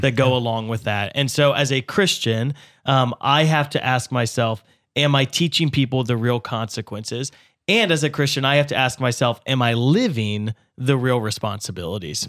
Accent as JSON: {"language": "English", "country": "United States", "said": "as an American, uh, I live wealthier than any other person in the world"}